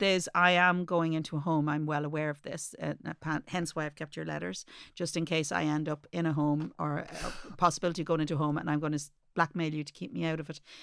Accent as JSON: {"language": "English", "country": "Ireland", "said": "as an Irish mommy"}